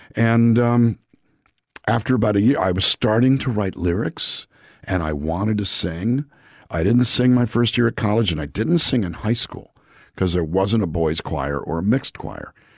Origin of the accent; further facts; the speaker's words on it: Calexico, California, United States; moved away as an adult; also born or lived in Los Angeles, California; I grew up in a town called Calexico, California, which is a small town on the Mexican border